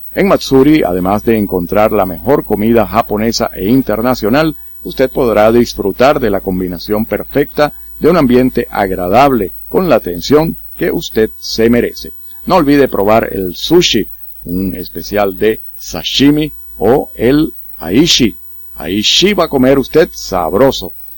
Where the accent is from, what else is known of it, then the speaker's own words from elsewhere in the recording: Dominican Republic; now in Curaçao; yo soy dominicano